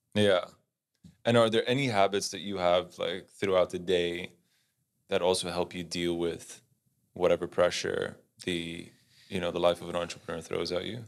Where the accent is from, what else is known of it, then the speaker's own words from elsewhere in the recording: Netherlands; moved away; I grew up in Holland